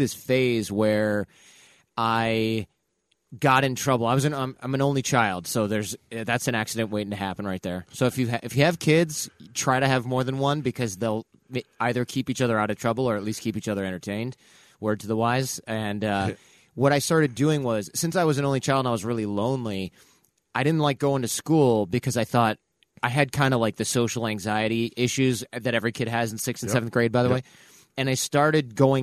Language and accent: English; Detroit, Michigan, United States; I lived in Detroit. I'm from Detroit